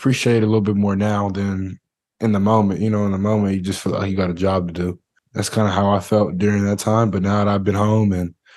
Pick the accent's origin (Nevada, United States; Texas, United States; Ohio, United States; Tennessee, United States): Texas, United States; I'm from Texas